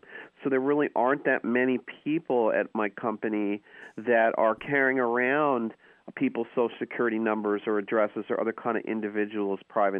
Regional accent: New York, United States; moved away as an adult; now in California, United States; I grew up in New York, where subtlety is not really rewarded, but I've been in California almost 20 years

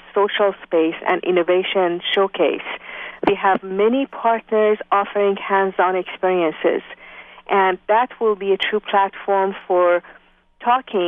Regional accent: Iran; moved away as an adult; also born or lived in France / Japan; now in Bay Area, United States; I was born in Iran, in university, studying mechanical engineering when the revolution started.

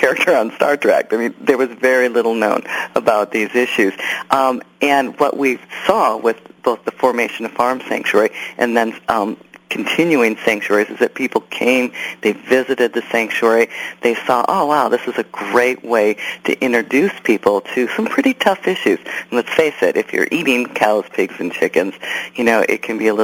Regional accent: Wisconsin, United States; I grew up in Wisconsin loving animals

